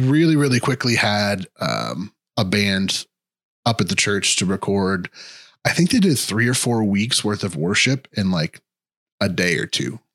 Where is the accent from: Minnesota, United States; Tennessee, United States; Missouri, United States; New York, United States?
Missouri, United States; Kansas City; I am from Kansas City.